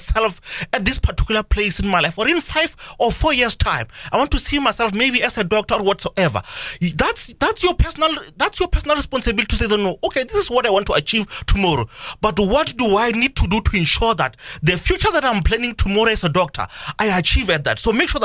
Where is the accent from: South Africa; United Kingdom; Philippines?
South Africa; Even as a citizen of South Africa